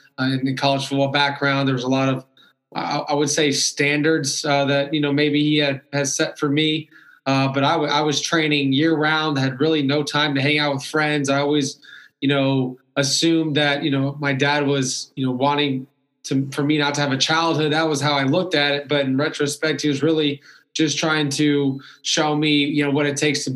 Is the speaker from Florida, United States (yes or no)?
yes; Orlando, Florida, United States; also born or lived in Alabama; born and raised in Orlando, Florida